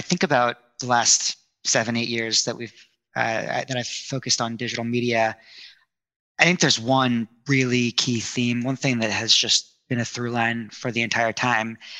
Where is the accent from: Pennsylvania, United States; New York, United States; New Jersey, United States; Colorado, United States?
New Jersey, United States; also born or lived in India; I grew up in India, or I was born in India, but I grew up mostly in New Jersey.